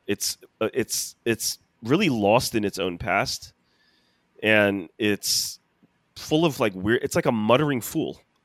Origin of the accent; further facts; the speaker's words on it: United States; as an American